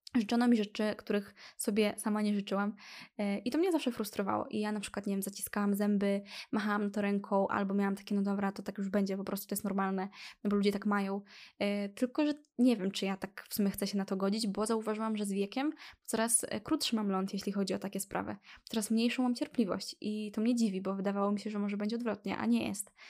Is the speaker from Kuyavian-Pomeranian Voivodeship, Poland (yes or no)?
no; Lublin, Lublin Voivodeship, Poland; Jestem z Lublina